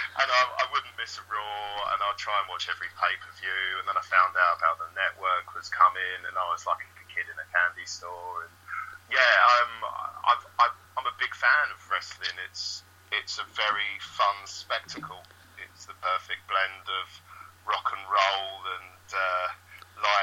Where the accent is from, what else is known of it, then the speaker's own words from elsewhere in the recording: Essex, East of England, United Kingdom; I grew up in Essex